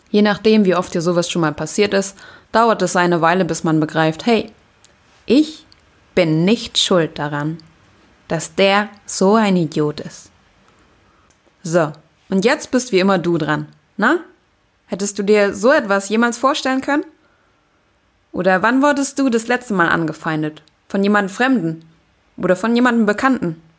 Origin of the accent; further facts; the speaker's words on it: Germany; Aber ich bin hier aufgewachsen und ja, es ist auch irgendwie meine Heimat.